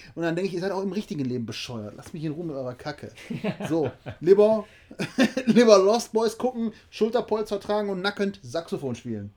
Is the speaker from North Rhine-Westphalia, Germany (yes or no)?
yes; Oberhausen, North Rhine-Westphalia, Germany; also born or lived in Duisburg; ich bin mit denen in Oberhausen und in Duisburg aufgewachsen